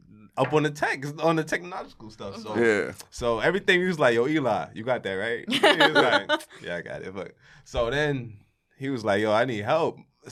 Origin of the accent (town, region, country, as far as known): New York City, New York, United States; born or raised there